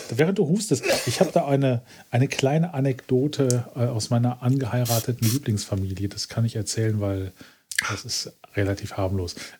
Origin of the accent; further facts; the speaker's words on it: Essen, North Rhine-Westphalia, Germany; ich komme quasi gebürtig aus dem Sumpf, aus dem Ruhrgebiet